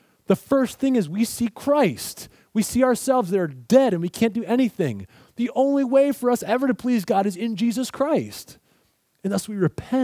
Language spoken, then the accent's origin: English; Pennsylvania, United States; now in Southern US; I'm from Pennsylvania